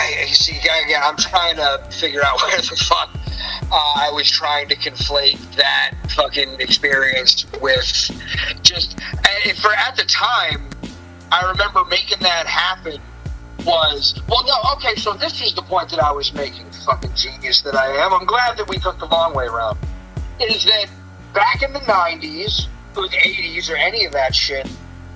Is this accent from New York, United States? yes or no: yes; East Coast, New York City area, United States; I'm from the East Coast and New York City generally in that area